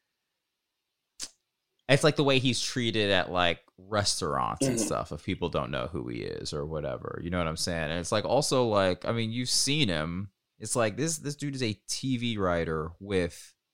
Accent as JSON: {"language": "English", "town": "Marietta", "region": "Georgia", "country": "United States", "said": "I'm from Marietta, Georgia"}